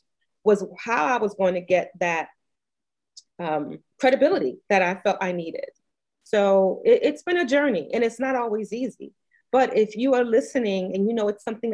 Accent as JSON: {"language": "English", "town": "New York City", "region": "New York", "country": "United States", "tie": "born or raised there", "moved": "yes", "lives_now": "Virginia, United States", "said": "I grew up as a homeless teenager in New York City. So my accent sounds funny. I grew up in New York. I live in Virginia"}